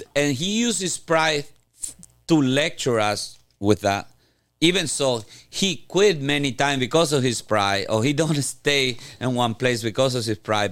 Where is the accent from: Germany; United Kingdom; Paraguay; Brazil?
Paraguay; moved away; I'm from Paraguay. It's a little country in South America. and one moment, Paraguay was maybe the second poorest country in Latin America, uh, beside Haiti. Uh, then I grew up in the middle of the woods in Paraguay